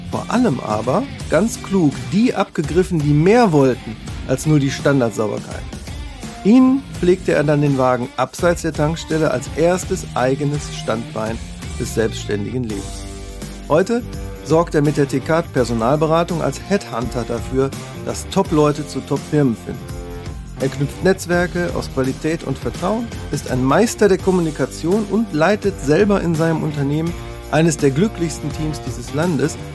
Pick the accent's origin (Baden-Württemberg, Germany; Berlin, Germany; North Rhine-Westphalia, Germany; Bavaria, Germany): North Rhine-Westphalia, Germany; Wesel; Ich stamme aus, aus Wesel am Niederrhein, da gibt es auch Taxi-Tekat